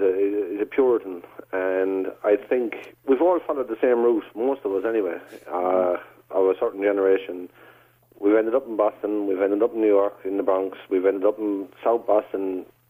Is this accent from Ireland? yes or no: yes; Ireland; accent: American twang; also born or lived in United States